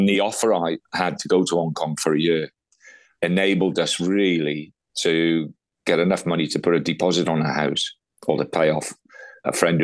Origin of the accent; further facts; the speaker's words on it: Newport, Wales, United Kingdom; When I was younger, I was from Newport